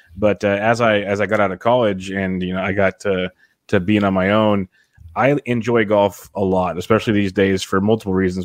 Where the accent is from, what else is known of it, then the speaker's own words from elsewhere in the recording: Woodland, California, United States; now in King City, United States; I'm from Woodland, little farm area.